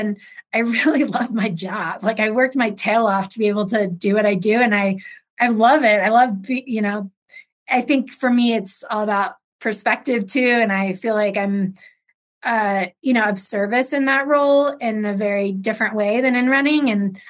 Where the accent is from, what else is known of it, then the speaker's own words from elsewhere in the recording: Ohio, United States; also born or lived in Los Angeles; I grew up in Ohio. Like, I guess both of us were from small town, mountain towns.